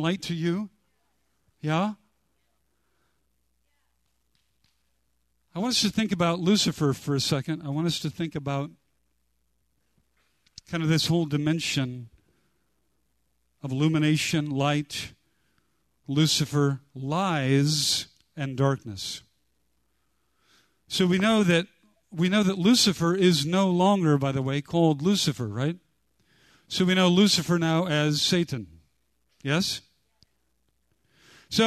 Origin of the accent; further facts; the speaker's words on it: United States; I grew up near the Bonneville Dam